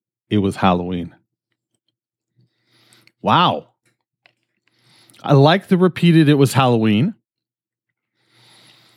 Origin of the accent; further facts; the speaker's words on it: Canada; I'm fucking Canadian